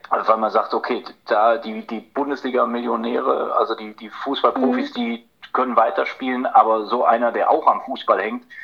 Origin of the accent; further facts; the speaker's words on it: Korbach, Hesse, Germany; den damals äh, viel größeren Club in, in meiner Heimatstadt Korbach, den SV 09 Korbach